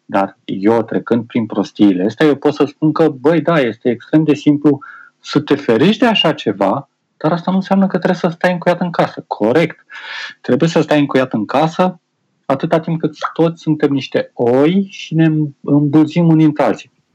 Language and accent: Romanian; Romania; also born or lived in Chișinău, Moldova; am 5 ani de zile de când am plecat din România și am o lună de când am revenit înapoi